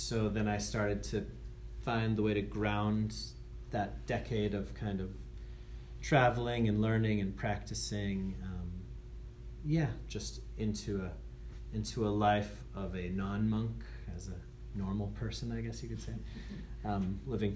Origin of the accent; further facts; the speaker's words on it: Andover, Massachusetts, United States; I'm from Andover, Mass.